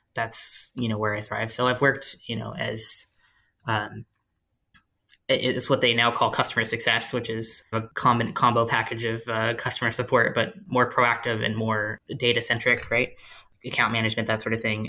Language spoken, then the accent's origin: English; rural Tennessee, United States; also born or lived in California; I growing up in, in rural Tennessee as a teenager